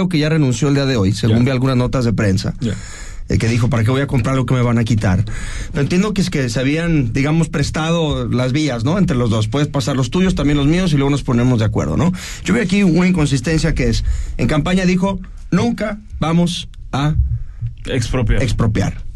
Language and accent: Spanish; Mexico; solamente en México nos debatimos estas cosas